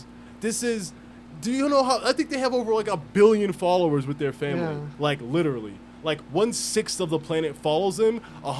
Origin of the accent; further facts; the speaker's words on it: Philadelphia, Pennsylvania, United States; I'm from Southwest Philly, been around some gang shit.